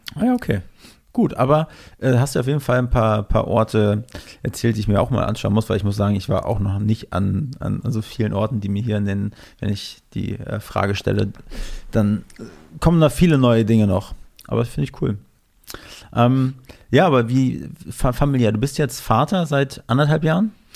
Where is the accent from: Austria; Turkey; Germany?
Germany; Mecklenburg-Vorpommern; moved away; ich komme ja ursprünglich aus MacPom